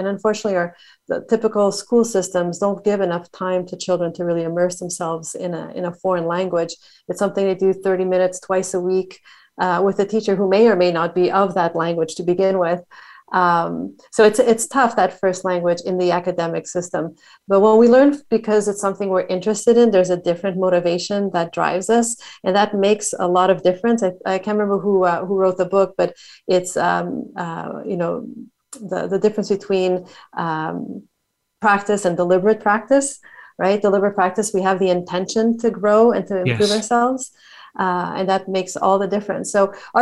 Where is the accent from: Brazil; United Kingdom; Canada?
Canada; Montreal, Quebec; also born or lived in New Zealand / Australia / Madrid, Spain / Barcelona, Spain; now in Dublin, Ireland; I have lived in Canada, where I was born and raised. Born and raised in Montreal